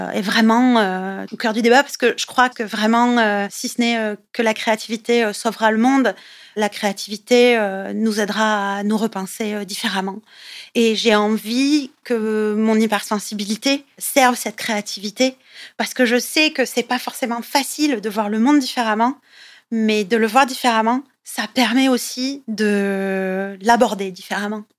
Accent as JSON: {"language": "French", "region": "southern France", "country": "France", "also_born_or_lived": "Italy (family ancestry)", "moved": "yes", "lives_now": "Paris, France", "said": "je suis originaire du sud de la France"}